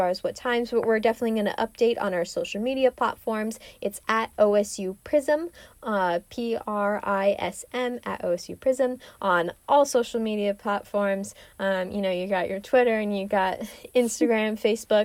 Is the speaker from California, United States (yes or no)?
yes; Chico, California, United States; moved away as an adult; now in Corvallis, United States; I am from Northern California, a place called Chico, California